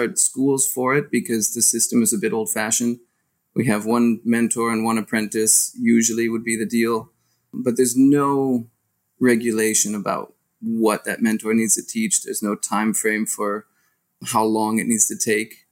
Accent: Seattle, Washington, United States; moved away as an adult; now in Belgium; I grew up in Seattle.

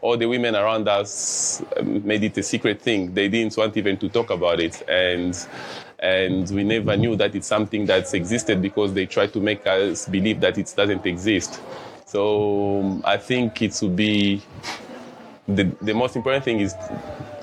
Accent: DR Congo; now in Dzaleka, Malawi; I'm a refugee living at Dzaleka for 10 years now. And I'm originally from the Democratic Republic of Congo

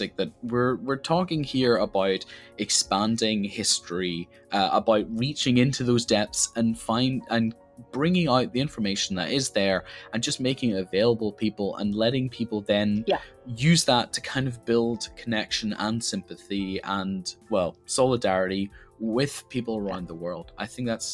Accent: Northern Ireland, United Kingdom; I grew up in Northern Ireland

